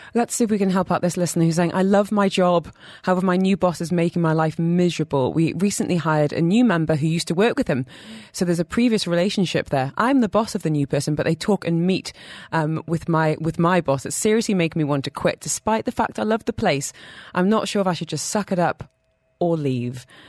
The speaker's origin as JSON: {"language": "English", "country": "United Kingdom", "said": "I'm British"}